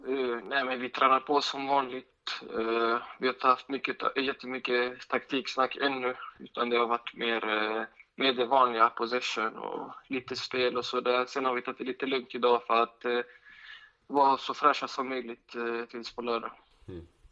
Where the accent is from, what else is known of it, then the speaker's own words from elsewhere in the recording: Sweden; Jag är född och uppväxt här i Sverige